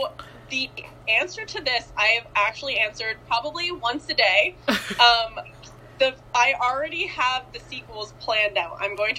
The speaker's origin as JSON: {"language": "English", "country": "Canada", "said": "I am 20 years old. I am Canadian. Go Canada. I like Canada a lot. I live in a very beautiful place."}